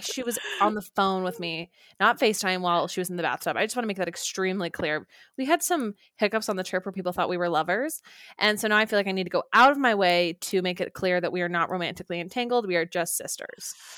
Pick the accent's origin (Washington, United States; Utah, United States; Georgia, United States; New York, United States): Utah, United States; Orem; moved away; home to Orem, Utah